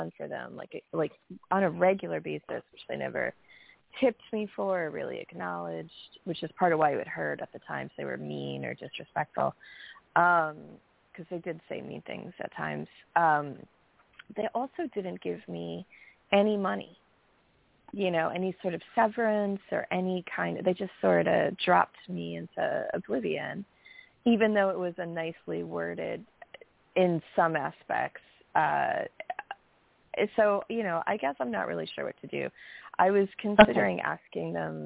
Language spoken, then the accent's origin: English; New York, United States; from New York